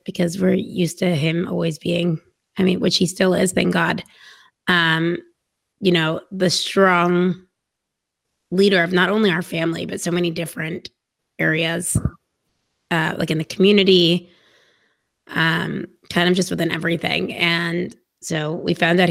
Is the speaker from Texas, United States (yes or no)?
yes; Dallas, Texas, United States; I was born in Dallas, Texas, yes, in the same house that my parents still live